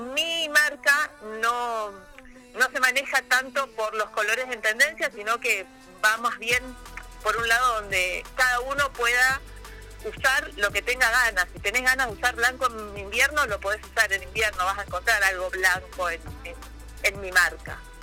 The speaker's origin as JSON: {"language": "Spanish", "town": "Río Gallegos", "region": "Santa Cruz", "country": "Argentina", "tie": "born or raised there", "also_born_or_lived": "Puerto Deseado / Caleta Olivia / Comodoro Rivadavia / Bariloche", "said": "soy nacida en Río Gallegos, criada en la Patagonia."}